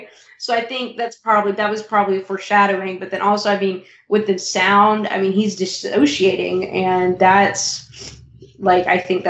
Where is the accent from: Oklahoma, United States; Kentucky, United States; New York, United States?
Kentucky, United States; I'm from Kentucky.